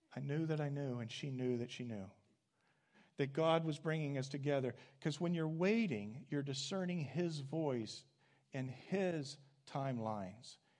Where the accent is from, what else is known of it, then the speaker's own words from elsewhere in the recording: Midwest, United States; I came back from some graduate studies uh, to my hometown